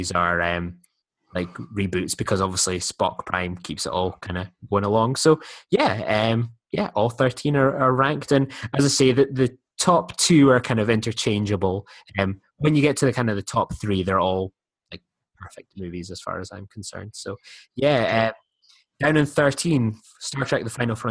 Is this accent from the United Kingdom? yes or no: yes; United Kingdom; I'm British